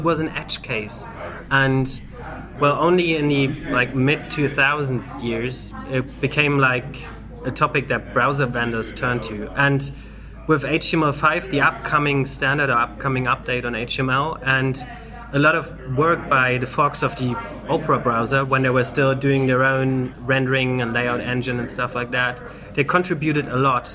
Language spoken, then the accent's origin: English; Germany; from Germany